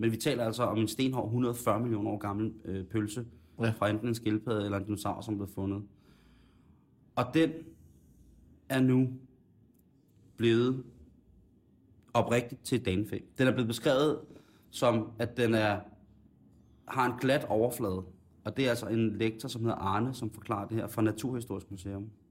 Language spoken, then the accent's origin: Danish; Denmark